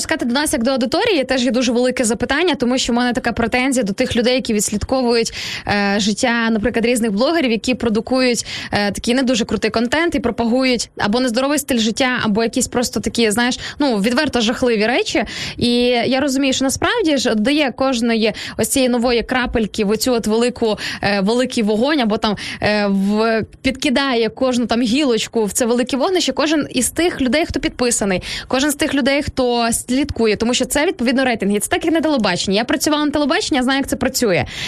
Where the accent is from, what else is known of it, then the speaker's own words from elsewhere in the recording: Sarny, Rivne Oblast, Ukraine; moved away; з мого рідного міста Сарн